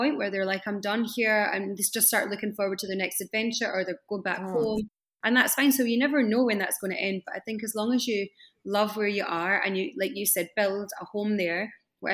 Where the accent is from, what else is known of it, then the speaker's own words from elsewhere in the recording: Scotland, United Kingdom; moved away as an adult; also born or lived in England / Doha, Qatar / Kuwait / France; now in Dubai, United Arab Emirates; I'm from Scotland